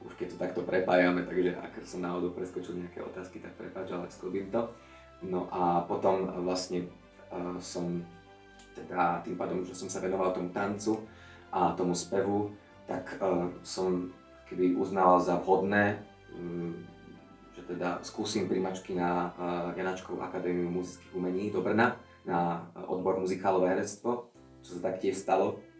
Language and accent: Slovak; Veľký Biel, Bratislava Region, Slovakia; moved away as an adult; now in Bratislava, Slovakia; A pochádzam z Veľkého Bielu, ale žijem v Bratislave, takže už e, dva roky som mimo svoj domov, ale ešte keď je príležitosť na svetky, tak sa tam rád vraciam